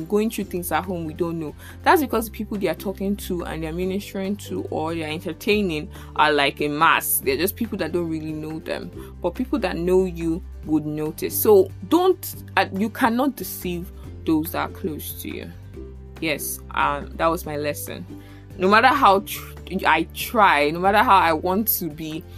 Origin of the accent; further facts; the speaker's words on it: Abuja, Federal Capital Territory, Nigeria; moved away as an adult; now in Lagos, Nigeria; from primary school in Abuja to like university